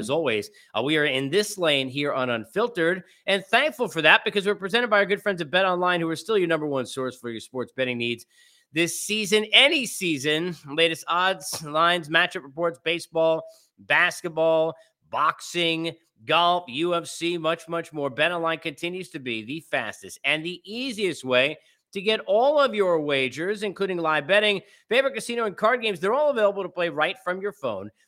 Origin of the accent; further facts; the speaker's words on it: New York City, New York, United States; moved away; in the Big Apple, my hometown